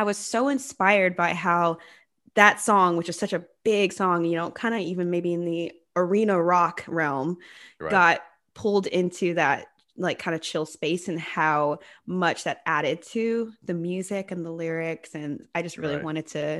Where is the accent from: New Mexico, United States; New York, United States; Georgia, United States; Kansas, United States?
Georgia, United States; also born or lived in San Diego; I love San Diego. It's a lot of fun, but I am originally from Georgia. And so right now I'm in Atlanta, kind of hanging out with my family and getting to know the state that I grew up in again.